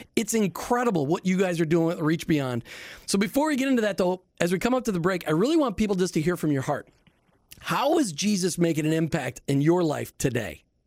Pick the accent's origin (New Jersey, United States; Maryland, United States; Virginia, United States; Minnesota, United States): Minnesota, United States; Minneapolis; now in Tampa Bay, United States; I grew up in Minneapolis, St. Paul